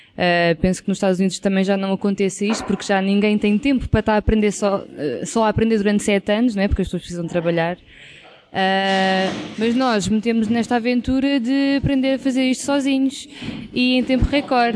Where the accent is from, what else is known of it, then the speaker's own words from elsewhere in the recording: Caldas da Rainha, Centro, Portugal; also born or lived in Lisbon; eu sou das Caldas da Rainha e estudei em Lisboa